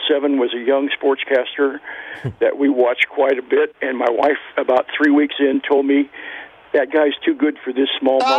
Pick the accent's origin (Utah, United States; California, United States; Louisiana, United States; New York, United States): California, United States; Monterey; also born or lived in Big Bend, California; I was born and raised in Monterey, uh, and uh, in 1975, I moved to a 160 acre ranch up in Big Bend, which is about 60 miles outside of Redding.